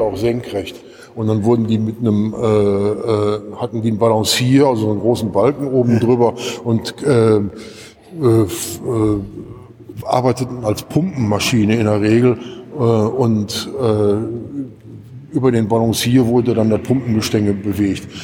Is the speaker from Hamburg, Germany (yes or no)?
no; Gelsenkirchen, North Rhine-Westphalia, Germany; so ein Stadtteil wie Gelsenkirchen-Bismarck, da wo ich herkomme